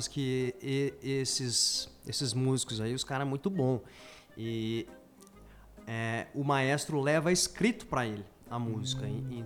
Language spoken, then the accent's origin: Portuguese; Dourados, Mato Grosso do Sul, Brazil; also born or lived in Paraná; eu vim do Paraná, onde eu morei 10 anos lá, e daí voltei para Dourados. É, sempre tive ideia de voltar para Dourados, então vim, vim contente de estar tá voltando.